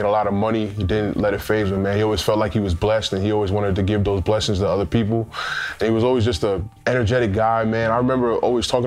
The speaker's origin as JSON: {"language": "English", "town": "New York City", "region": "New York", "country": "United States", "tie": "born or raised there", "also_born_or_lived": "Calgary", "said": "I'm originally from Queens, New York, born and raised"}